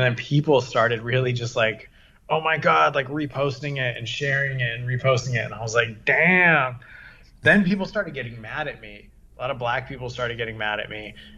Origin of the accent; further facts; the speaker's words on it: San Diego, California, United States; also born or lived in London, England / Catalina Island / Orange County; now in Los Angeles, United States; I'm from San Diego. I was born in London, England, and then brought to San Diego. And then I grew up there